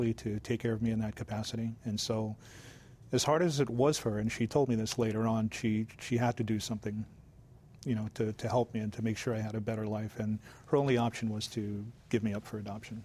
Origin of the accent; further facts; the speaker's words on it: Waianae, Hawaii, United States; also born or lived in Big Island, Hawaii; I'm a Hawaiian kid, and I grew up thinking I'm Japanese